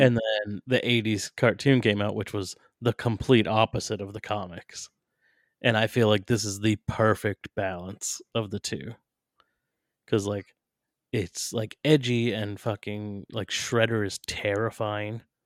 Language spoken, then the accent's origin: English; New Hampshire, United States; my home state of New Hampshire